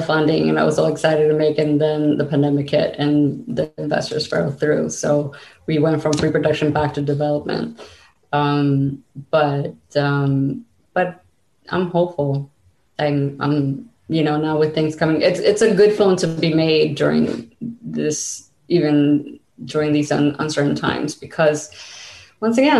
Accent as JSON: {"language": "English", "country": "United States", "tie": "born or raised there", "also_born_or_lived": "Cuba", "said": "I basically grew up here"}